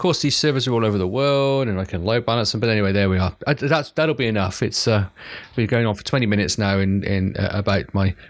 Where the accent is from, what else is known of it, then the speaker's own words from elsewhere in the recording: United Kingdom; because as a Brit, especially anyway